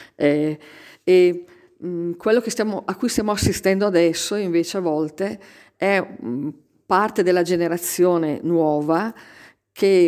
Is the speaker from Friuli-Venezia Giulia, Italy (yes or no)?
no; Alta Val Trompia, Lombardy, Italy; io vengo proprio dall'Alta Valtrompia